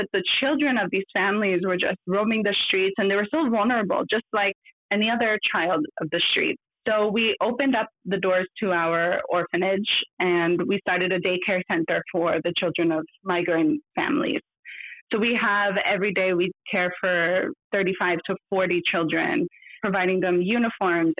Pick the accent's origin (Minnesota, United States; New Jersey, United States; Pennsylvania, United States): New Jersey, United States; moved away as an adult; now in India; growing up in New Jersey